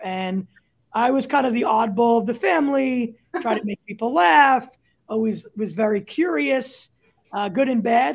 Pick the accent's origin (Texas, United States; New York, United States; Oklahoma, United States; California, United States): New York, United States; New York City; moved away as an adult; also born or lived in Chicago; I grew up in uh, a, a, borough called Staten Island